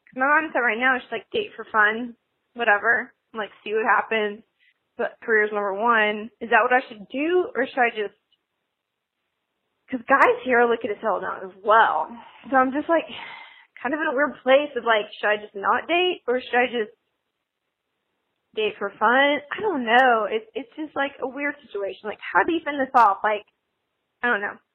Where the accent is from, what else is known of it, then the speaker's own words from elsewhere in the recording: the South, United States; So I live in the South. I'm from the South, and that's part of it. But all my friends are married. They're getting married. I'm 25